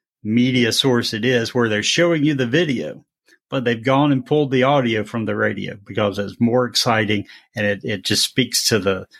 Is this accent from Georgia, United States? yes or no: yes; Georgia, United States; moved away; also born or lived in North Carolina; I grew up in Georgia when Larry Munson was calling games for the Bulldogs